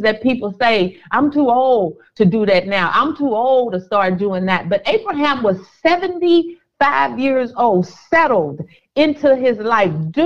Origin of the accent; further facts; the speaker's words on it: Houston, Texas, United States; moved away as an adult; now in Dallas, United States; I know Houston, Texas, because I'm from Houston. I know the nooks. I know the crannies